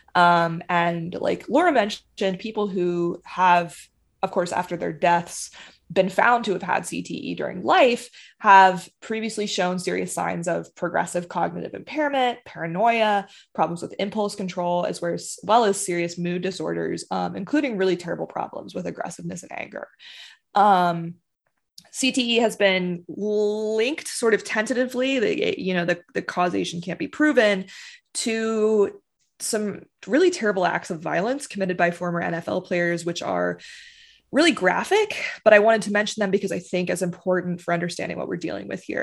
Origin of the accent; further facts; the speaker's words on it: Charlotte, North Carolina, United States; I'm from Charlotte